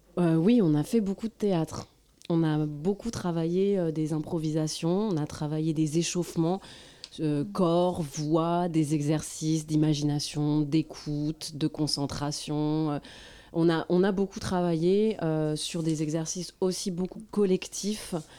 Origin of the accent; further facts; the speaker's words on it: France; en tant que française, je je n'étais pas, euh, je ne parlais pas la langue arabe